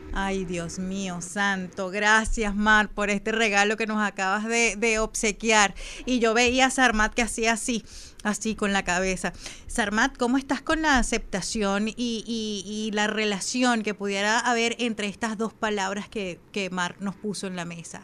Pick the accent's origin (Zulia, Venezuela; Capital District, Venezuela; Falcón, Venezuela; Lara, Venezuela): Falcón, Venezuela; moved away; mis atardeceres de, de mi tierra allá en Falcón, que la llevo siempre en mi corazón